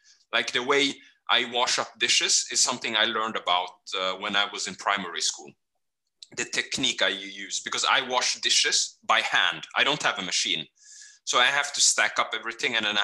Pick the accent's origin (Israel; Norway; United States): Norway; also born or lived in Kenya / Fredrikstad; we grew up in Norway